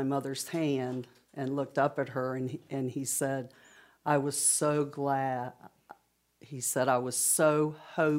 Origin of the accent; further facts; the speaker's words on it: Burlington, North Carolina, United States; I was born in Burlington, North Carolina